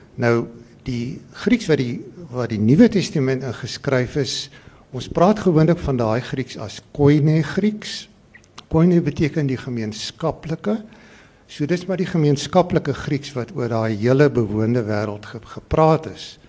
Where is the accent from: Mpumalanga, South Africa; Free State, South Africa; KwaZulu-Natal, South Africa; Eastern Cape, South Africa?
Free State, South Africa; ek is 'n gebore Vrystaater